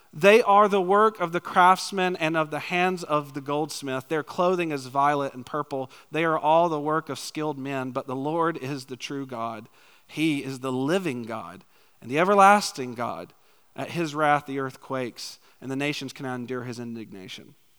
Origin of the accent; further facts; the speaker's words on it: Macon, Georgia, United States; moved away as an adult; also born or lived in Valdosta, Georgia; now in McPherson, United States; originally I was born in Macon, Georgia, lived in a tiny little town outside of Macon